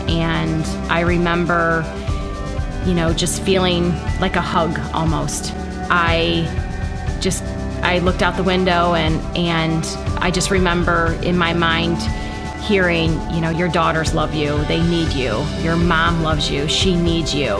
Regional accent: Kansas, Ohio, United States; I grew up in Kansas, Ohio

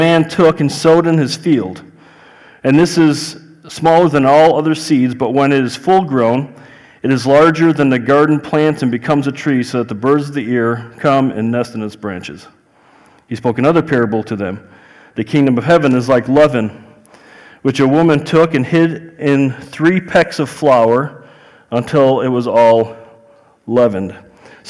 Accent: Chicago, Illinois, United States; accent: Chicago; I'm from Chicago. I have a Chicago accent

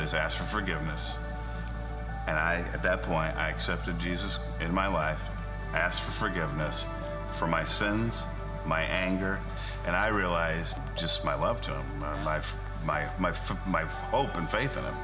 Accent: Tiffin, Ohio, United States; I grew up in the Tiffin area

